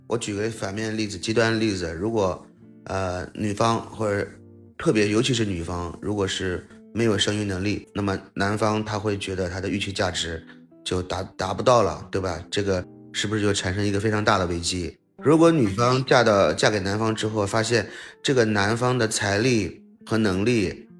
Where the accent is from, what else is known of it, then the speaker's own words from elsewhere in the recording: Tianjin, China; 其实我就是天津人，我，我祖籍在天津